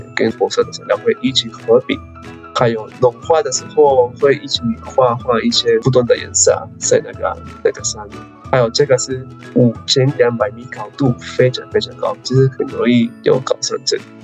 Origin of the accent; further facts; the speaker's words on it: Peru; Chinese is a second language; now in Taiwan; 是秘鲁人